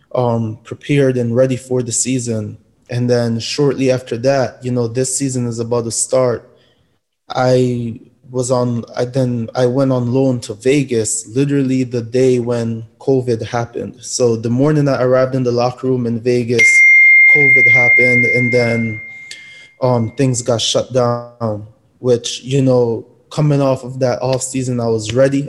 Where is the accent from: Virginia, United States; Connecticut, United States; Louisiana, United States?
Connecticut, United States; born or raised there; also born or lived in Jamaica